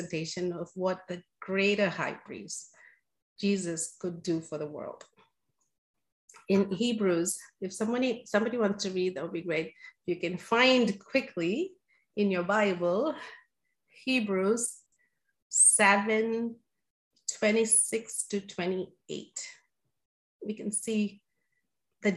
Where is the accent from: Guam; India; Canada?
India; moved away; growing up in India